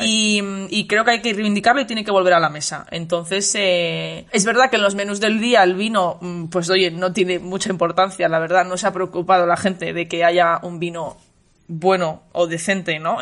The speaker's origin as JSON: {"language": "Spanish", "town": "Valladolid", "region": "Castile and León", "country": "Spain", "said": "de mi tierra, de, de, Valladolid"}